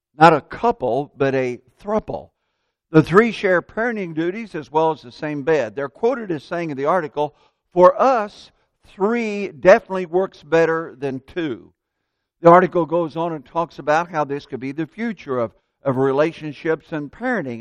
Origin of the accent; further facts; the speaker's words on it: Central Indiana, United States; moved away as an adult; now in Tampa, United States; my dad did business with other farmers and growing up in Central Indiana